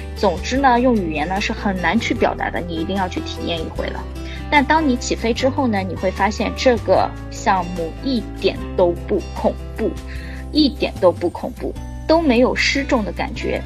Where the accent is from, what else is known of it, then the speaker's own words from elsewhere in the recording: Shanghai, China; 我们是上海人，上海能看到那种鹅毛大雪的概率真的是很低，很低，很低